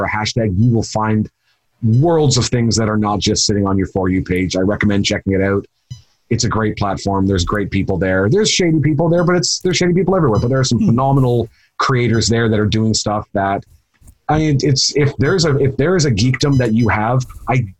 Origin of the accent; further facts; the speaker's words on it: Canada; accent: Canadian; my obtrusive Canadian accent